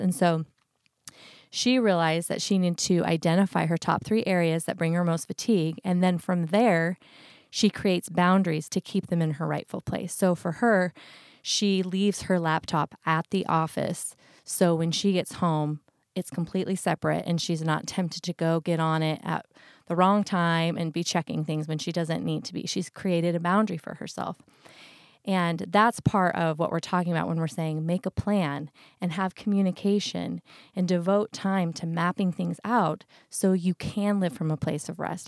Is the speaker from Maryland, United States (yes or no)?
no; Idaho, United States; growing up in Idaho